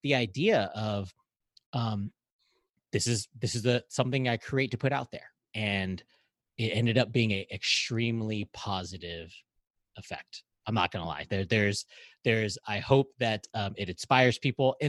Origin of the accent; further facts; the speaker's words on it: Hawaii, United States; I'm a Filipino American. I was raised in Hawaii